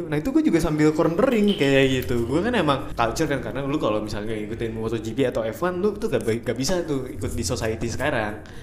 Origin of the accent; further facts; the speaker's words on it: Malaysia; now in Indonesia; gua dari Malaysia